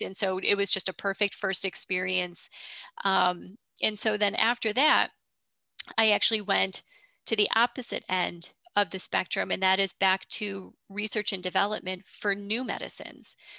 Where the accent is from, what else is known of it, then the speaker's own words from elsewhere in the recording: upstate New York, United States; I am from upstate New York